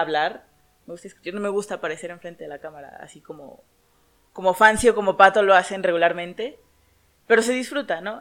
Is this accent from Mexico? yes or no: yes; Mexico; aquí en la cultura mexicana tengamos el, Día de Muertos